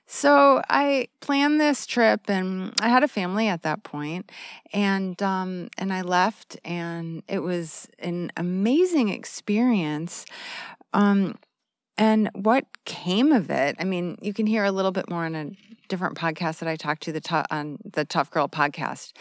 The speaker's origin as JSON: {"language": "English", "region": "Arizona", "country": "United States", "moved": "as an adult", "said": "I'm from the United States"}